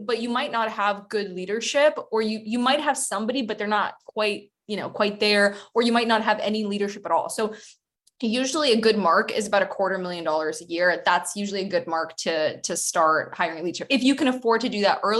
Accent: Boston, Massachusetts, United States; also born or lived in Ukraine; now in Barcelona, Spain; I am originally from Ukraine, but I'm based in Barcelona and I grew up in the US. I grew up in Boston

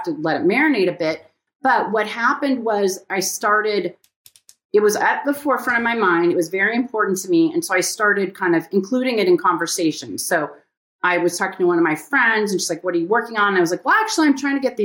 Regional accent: Pasadena, California, United States; growing up in Pasadena

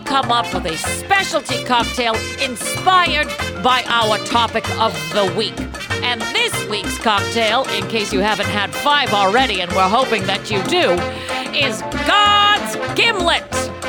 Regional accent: Boston, Massachusetts, United States; moved away; in Boston, Massachusetts, my hometown. I'm going back there.

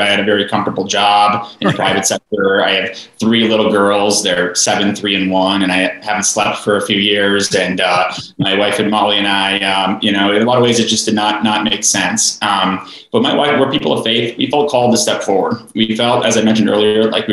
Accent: Greater Minnesota, United States; I grew up in Greater Minnesota, a tiny town of 186 people

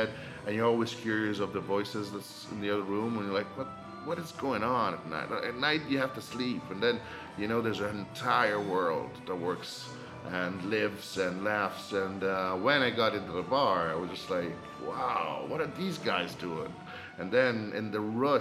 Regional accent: Rome, Lazio, Italy; Born and raised in Rome.

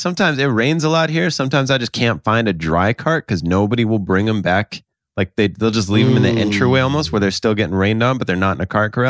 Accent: South Dakota, United States; moved away; I grew up in South Dakota. It's like 20 below sometimes.

